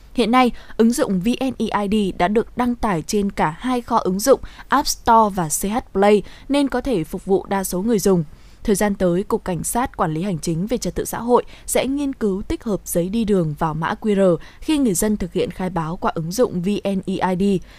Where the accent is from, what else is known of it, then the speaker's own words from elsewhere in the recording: Tuyên Quang, Vietnam; quê ở Tuyên Quang